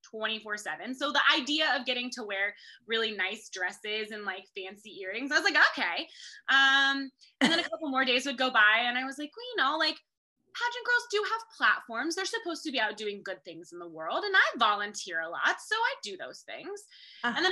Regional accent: Kansas, United States; I am Mrs. Kansas International 2022 and proud of it.

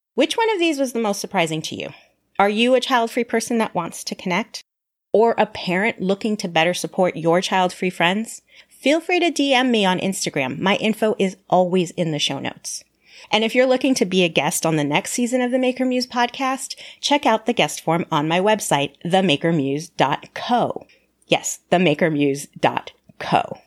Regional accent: Southern California, United States; I grew up in Southern California with my parents and two brothers

